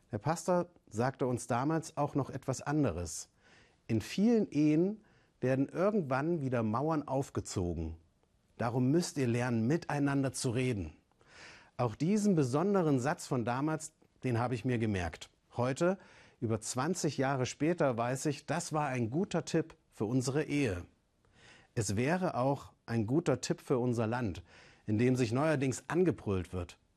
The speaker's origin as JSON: {"language": "German", "region": "East Germany", "country": "Germany", "said": "Sie kommt aus dem Westen und ich, ich bin aus dem Osten. Wenn es die Wiedervereinigung nicht gegeben hätte, würden wir beide uns nicht kennen."}